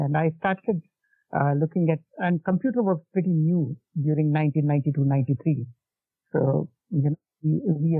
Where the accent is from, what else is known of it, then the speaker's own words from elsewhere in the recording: India; I came back to my hometown from the engineering college, which is like 250 kilometers away in a city called Aurangabad in Maharashtra